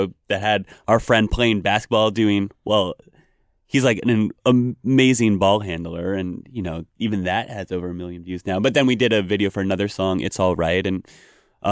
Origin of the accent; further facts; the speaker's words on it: Vermont, United States; I grew up in Vermont